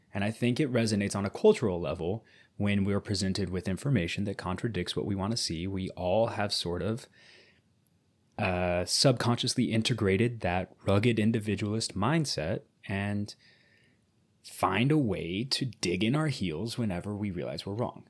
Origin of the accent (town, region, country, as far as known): United States